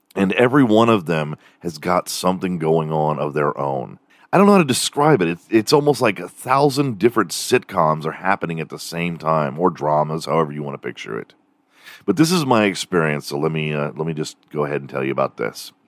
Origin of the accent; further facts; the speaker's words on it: Houston, Texas, United States; also born or lived in Dallas; growing up in Houston